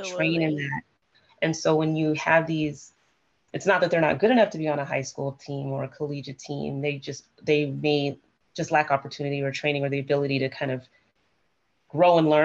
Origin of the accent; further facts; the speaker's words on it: Seattle, Washington, United States; I'm from Seattle